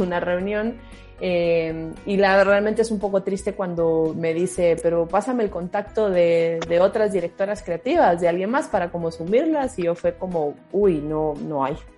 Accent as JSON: {"language": "Spanish", "country": "Guatemala", "also_born_or_lived": "Peru / Costa Rica / Mexico", "moved": "as an adult", "said": "de, Guatemala salgo a Perú y luego de Perú a Costa Rica. En México estuve brevemente eh, antes de volver a Guatemala"}